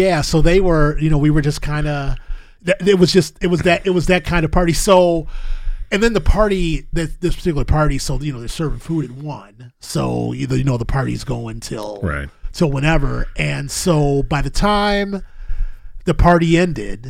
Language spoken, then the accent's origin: English; Milwaukee, Wisconsin, United States; I'm from Milwaukee